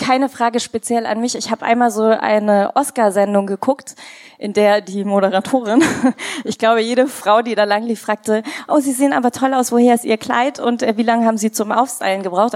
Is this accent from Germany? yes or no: no; India; moved away; Ich komme ja aus Indien.